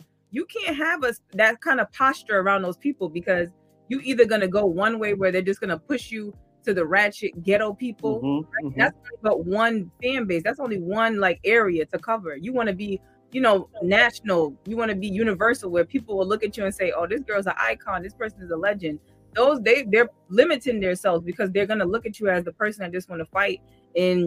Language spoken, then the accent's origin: English; New York City, New York, United States; I'm from Queens, born and raised. I still live in Queens